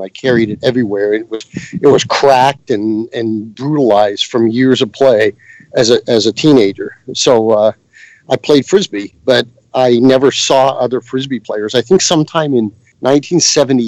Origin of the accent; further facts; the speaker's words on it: between Johnstown and Somerset, southwestern Pennsylvania, United States; moved away as an adult; also born or lived in California; I lived about halfway between Johnstown and Somerset in southwestern Pennsylvania, right on the edge of Appalachia. It's like mining area, but I grew up like dirt poor